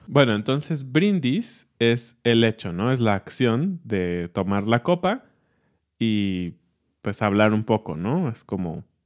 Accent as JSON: {"language": "Spanish", "country": "Mexico", "said": "soy mexicano, sé que el origen es pues de nuestros ancestros"}